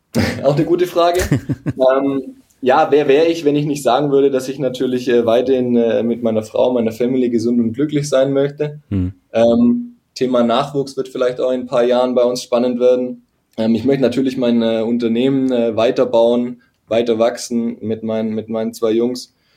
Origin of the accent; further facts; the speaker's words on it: a small village east of Stuttgart, Baden-Württemberg, Germany; moved away as an adult; now in Stuttgart, Germany; ich komme eine halbe Stunde von hier, östlich von Stuttgart, aus einem, aus einem kleinen Dorf. Also da bin ich aufgewachsen.